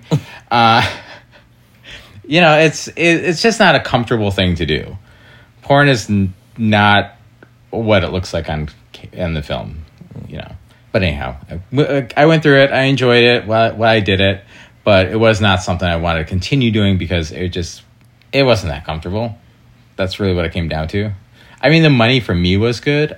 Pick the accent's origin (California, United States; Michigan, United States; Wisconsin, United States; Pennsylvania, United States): Wisconsin, United States; Door County; now in Chicago, United States; I'm originally from Door County, Wisconsin